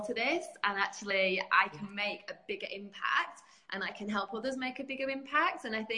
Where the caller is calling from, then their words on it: England, United Kingdom; I'm in the UK. So, yeah, in good old sunny England.